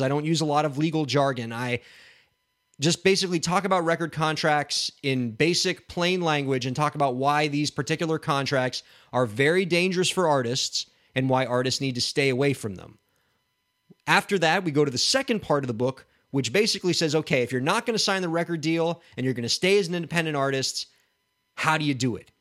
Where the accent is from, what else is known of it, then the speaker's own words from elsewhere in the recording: Miami, Florida, United States; my hometown of Miami